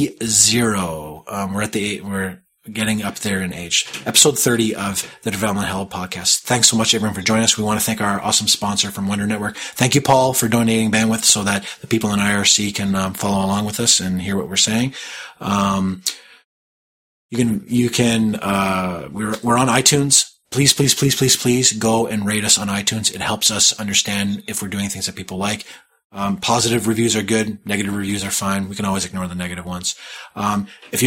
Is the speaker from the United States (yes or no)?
no; Canada; accent: Canadian; It's my Canadian accent showing through